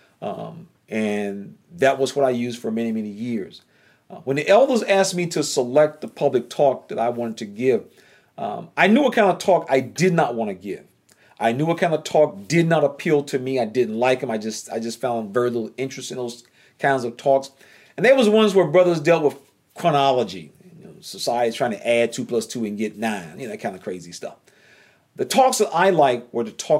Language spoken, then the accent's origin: English; North Carolina, United States; accent: Southern drawl; I'm from North Carolina